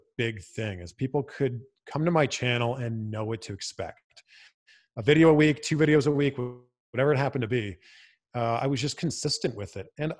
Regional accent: Canada; now in Los Angeles, United States; I'm originally from Canada

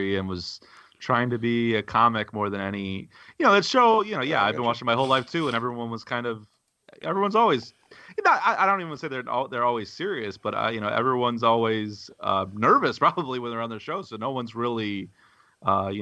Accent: Aurora, Illinois, United States; I grew up in Aurora, which is the city next to Naperville

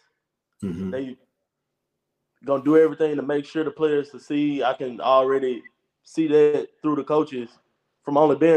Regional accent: Jackson, Mississippi, United States; I'm in my hometown, so I know my family gonna come support

